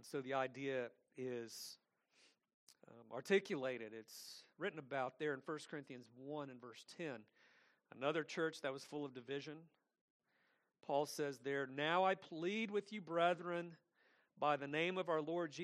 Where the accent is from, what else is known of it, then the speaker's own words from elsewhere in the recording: Atlanta, Georgia, United States; also born or lived in Lithonia, Georgia; I grew up in Atlanta. I grew up in a big city. I grew up in Lithonia as well